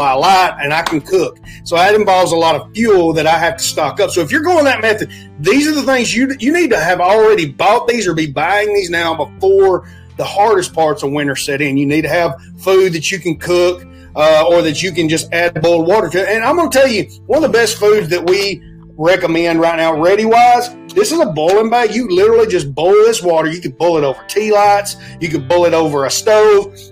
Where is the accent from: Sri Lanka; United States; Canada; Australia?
United States; Alabama; I come from Alabama